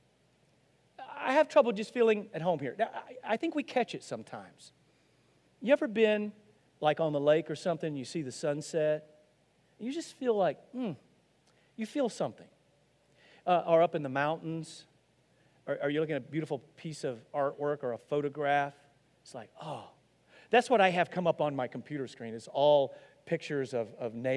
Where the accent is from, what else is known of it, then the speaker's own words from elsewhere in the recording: Arkansas, United States; I'm from Arkansas